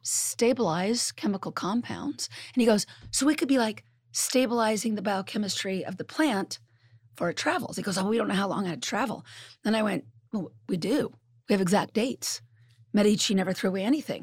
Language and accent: English; California, United States; now in Midwest, United States; I'm originally from California